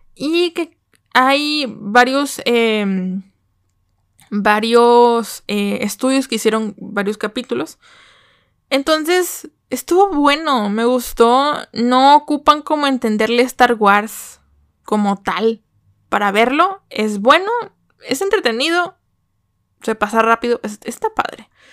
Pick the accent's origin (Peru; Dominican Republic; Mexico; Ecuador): Mexico